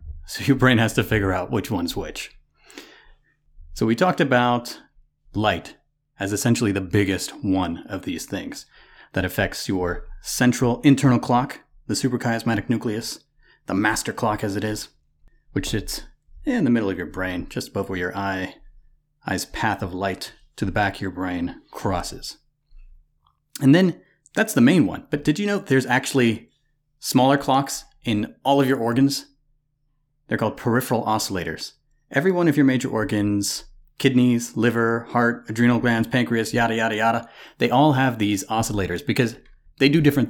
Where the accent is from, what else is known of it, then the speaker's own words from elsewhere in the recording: Louisiana, United States; moved away; I'm not used to living in the tundra. I didn't come from the tundra. I moved to Ohio from Louisiana.